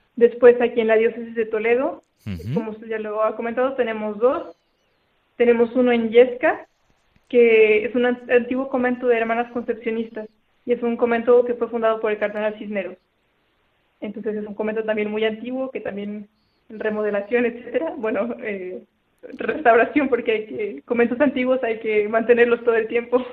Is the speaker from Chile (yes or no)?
no; Saltillo, Coahuila, Mexico; moved away; yo soy de Saltillo, es el norte de México.